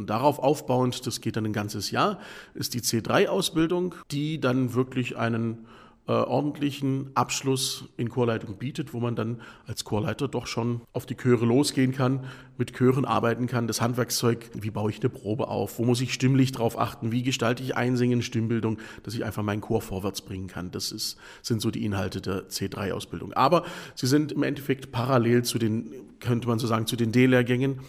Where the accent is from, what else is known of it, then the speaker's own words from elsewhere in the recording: the Ländle, Baden-Württemberg, Germany; bei uns im Ländle